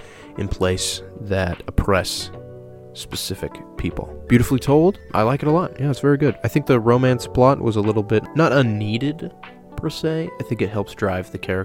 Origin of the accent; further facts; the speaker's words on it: Oregon, United States; my hometown